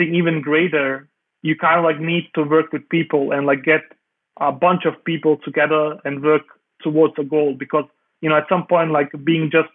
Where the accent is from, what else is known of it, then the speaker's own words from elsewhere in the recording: Denmark; I grew up in Denmark.